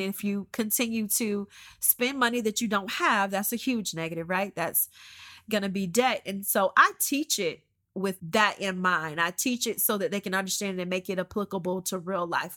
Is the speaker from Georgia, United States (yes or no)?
yes; Georgia, United States; moved away as an adult; also born or lived in Columbus, Georgia; now in Oklahoma, United States; We grew up in Georgia. We've been in Georgia, um, since I was born